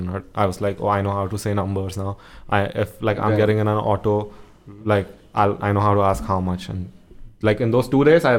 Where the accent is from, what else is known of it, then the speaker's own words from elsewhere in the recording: Iran; also born or lived in Maharashtra, India; now in India; I'm from Iran